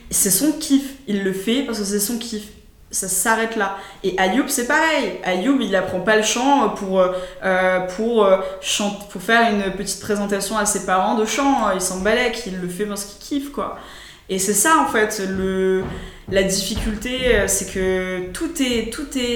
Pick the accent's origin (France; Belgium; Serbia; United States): United States; qu'est-ce que c'était l'école pour moi en tant qu'Américain